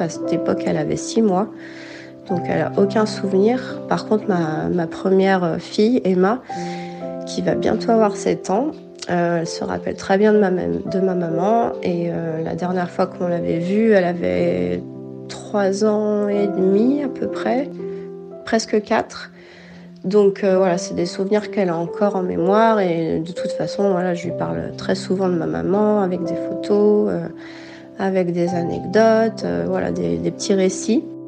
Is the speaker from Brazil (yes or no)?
no; France; born or raised there; moved away as an adult; now in Houston, United States